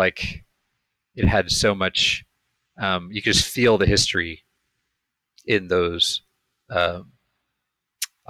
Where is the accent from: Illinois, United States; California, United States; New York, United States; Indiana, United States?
California, United States; Ojai; now in Los Angeles, United States; I grew up in Ojai, which is a small town a couple hours north